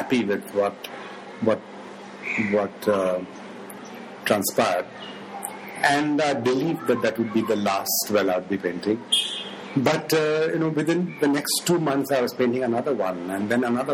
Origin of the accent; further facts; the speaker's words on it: Mumbai, Maharashtra, India; I was brought up in Bombay